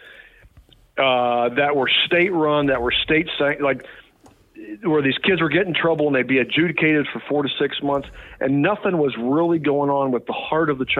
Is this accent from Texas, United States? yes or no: no; New Martinsville, West Virginia, United States; also born or lived in Atlanta, Georgia; now in Morgantown, United States; I was born over in New Martinsville, Wetzel County